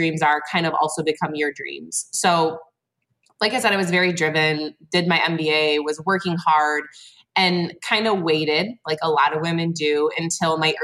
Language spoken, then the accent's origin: English; Flint, Michigan, United States; So I am from mid-Michigan. I'm from the Flint area.